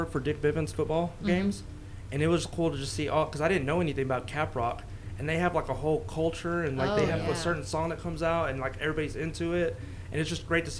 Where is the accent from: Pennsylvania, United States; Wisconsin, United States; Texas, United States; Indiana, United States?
Texas, United States; Amarillo; also born or lived in Hereford, Texas / Lubbock, Texas; I'm from here. I was born in Hereford. Raised in Amarillo from like age 3.